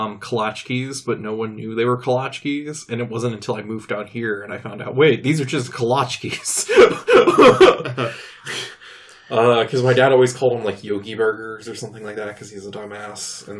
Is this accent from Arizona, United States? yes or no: no; Michigan, United States; I'm a Michigander, so I get to talk shit about my home state.